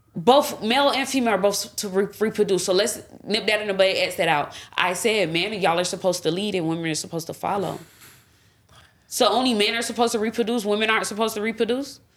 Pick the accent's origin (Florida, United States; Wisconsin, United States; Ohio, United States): Florida, United States; I'm from Florida